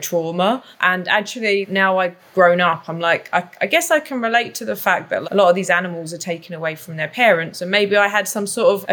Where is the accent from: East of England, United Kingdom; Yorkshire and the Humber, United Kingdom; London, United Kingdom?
London, United Kingdom; accent: London; moved away as an adult; also born or lived in Canada; now in Whistler, Canada; I grew up in Southeast London in an area that I guess you might refer to as a ghetto. So, and my accent is still very London